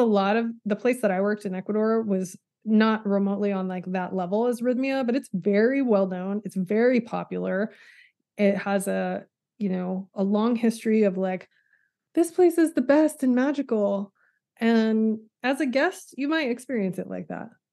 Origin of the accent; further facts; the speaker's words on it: Texas Panhandle, United States; moved away as an adult; I'm from the Panhandle of Texas